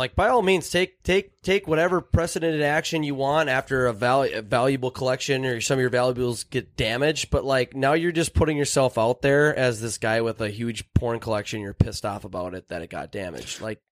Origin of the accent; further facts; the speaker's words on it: Minnesota, United States; We're from Minnesota